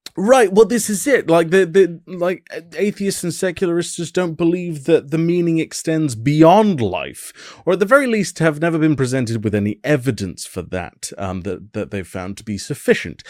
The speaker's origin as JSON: {"language": "English", "country": "United Kingdom", "said": "as a British person"}